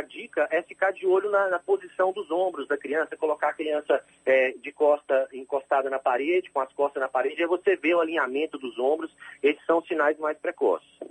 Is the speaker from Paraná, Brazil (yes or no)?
no; Campina Verde, Minas Gerais, Brazil; moved away as an adult; also born or lived in Rio de Janeiro; now in Salvador, Brazil; eu sou natural do Triângulo Mineiro, lá de Minas Gerais, uma cidade que se chama Campina Verde